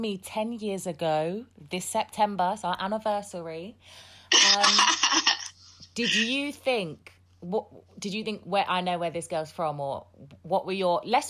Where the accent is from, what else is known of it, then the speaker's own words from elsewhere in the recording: Hertfordshire, East of England, United Kingdom; also born or lived in Southeast London / Sierra Leone; I grew up in Hertfordshire